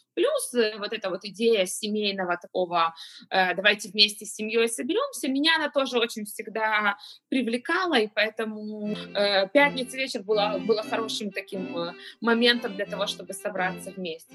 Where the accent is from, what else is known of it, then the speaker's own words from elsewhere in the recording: Kyiv, Ukraine; moved away as an adult; now in Israel; я э, родилась в Киеве, Э, переехала 7 лет назад в Израиль